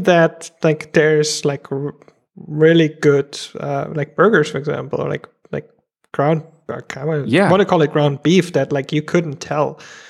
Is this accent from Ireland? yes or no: no; Germany; growing up in Germany, it's like a lot of meat and potatoes.